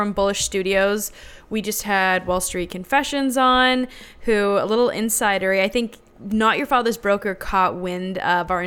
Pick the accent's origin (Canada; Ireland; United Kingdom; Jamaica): Canada; now in United States; as a Canadian